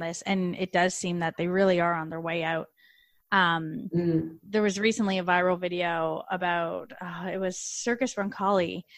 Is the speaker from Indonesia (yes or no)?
no; Canada; now in Australia; I'm Canadian. When I first came to Australia here